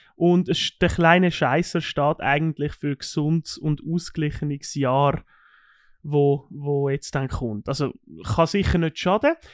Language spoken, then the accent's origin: German; Switzerland; bei uns in der Schweiz